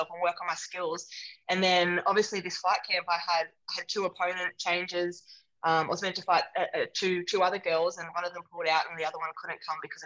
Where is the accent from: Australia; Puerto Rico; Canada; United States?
Australia; south coast of New South Wales; also born or lived in England; I grew up on the south coast of New South Wales